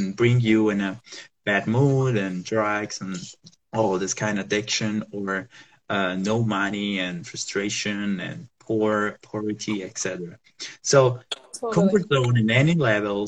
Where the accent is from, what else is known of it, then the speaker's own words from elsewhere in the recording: Southern Italy, Italy; moved away; also born or lived in Rome, Italy; I'm from Italy, so I was living there, and I'm from the south part of Italy.